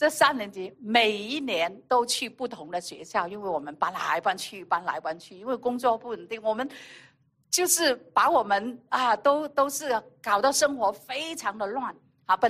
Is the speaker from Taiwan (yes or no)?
no; China; 有很多时候在我们的那个传统里面啊，以色列人也好，我们中国人也好